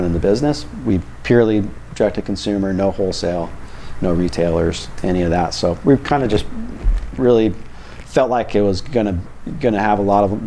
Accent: Coronado, California, United States; born and raised in Coronado, third generation Coronadoan.

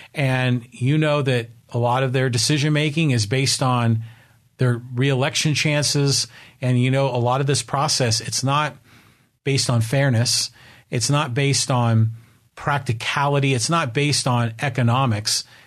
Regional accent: Burlingame, California, United States; I grew up in Burlingame, California

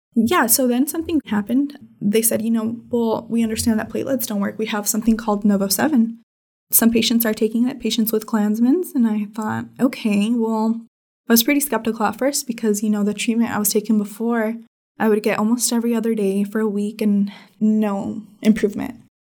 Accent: Red Bluff, California, United States; I was born in Red Bluff, California, which is a tiny little town in Northern California.

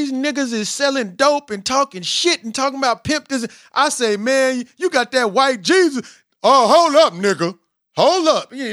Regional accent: Southern United States, United States; We are both from the South. Well, we both in the South from the South. Um, I was curious because I'm as a as being from the South, and when I was 11, I realized that I, you know, that my people was praying to a, a, a, a white ghost.

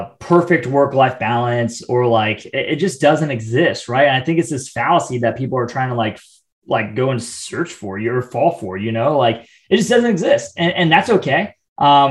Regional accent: Midwest, United States; now in Atlanta, United States; growing up in the Midwest, very like do it yourself type of mentality

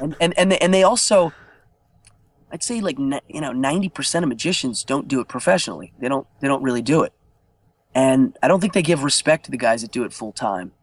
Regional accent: Altoona, Pennsylvania, United States; Altoona, Pennsylvania, my hometown

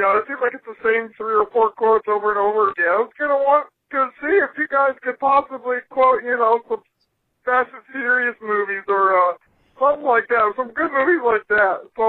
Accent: Banda, Kentucky, United States; again. I'm from Banda, Kentucky

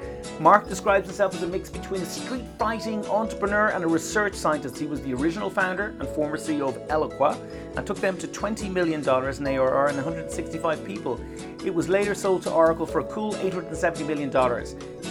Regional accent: Dublin, Leinster, Ireland; And it was recorded in SaaS Talk in my hometown of Dublin.

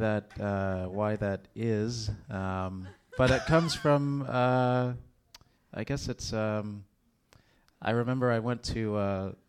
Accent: Texas, United States; I grew up in Texas.

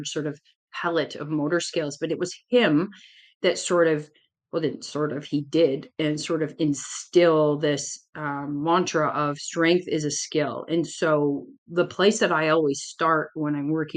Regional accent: Canada; I'm Canadian

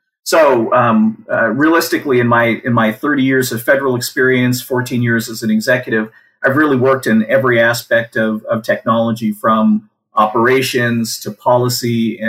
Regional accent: Washington, United States; also born or lived in Germany; I was born in Germany. We eventually, after moving around a bit, we eventually settled in the state of Washington, where I graduated from high school and attended Washington State University

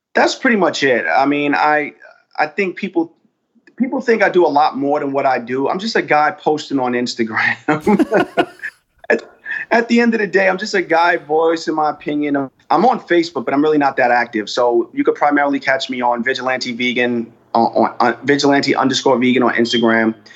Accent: United States; my experience as being African American in the United States.

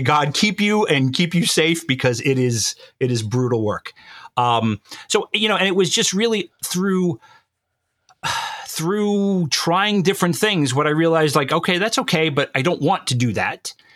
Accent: New York, United States; I was born and bred in New York and I will always be a New Yorker

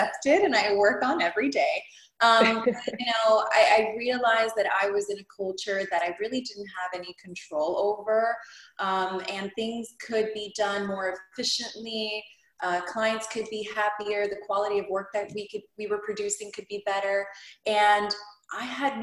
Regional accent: Hialeah, Florida, United States; also born or lived in Cuba; I immigrated from Cuba when I was 4. My dad was a political prisoner. We landed in Hialeah, never left

